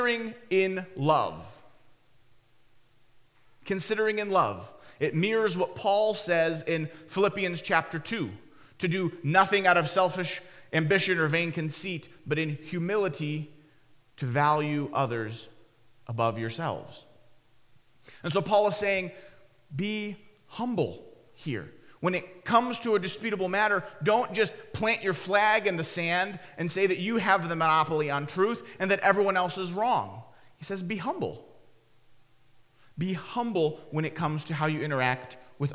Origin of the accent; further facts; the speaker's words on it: Michigan, United States; When Haley, my wife Haley, and I were growing up in Michigan, we lived in a part of Michigan